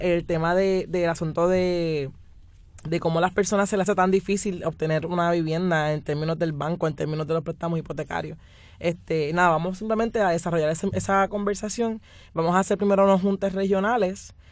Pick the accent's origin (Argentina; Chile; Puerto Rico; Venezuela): Puerto Rico; San Juan; yo vengo de la península de Cantera. Y la península de Cantera es una comunidad que hace yo creo que desde antes de que yo naciera, eh, ha estado luchando